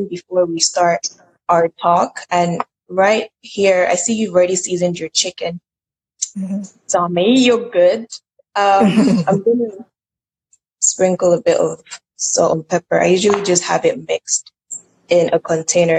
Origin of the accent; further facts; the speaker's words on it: Nigeria; I'm Nigerian